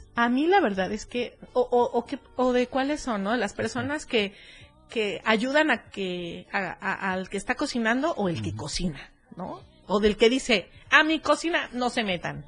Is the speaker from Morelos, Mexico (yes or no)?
yes; Cuernavaca, Morelos, Mexico; now in Berriozábal, Mexico; yo soy de Cuernavaca